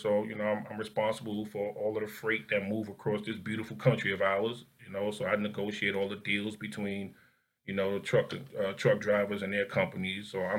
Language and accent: English; United States; not to mention we come from Newark in the Bronx.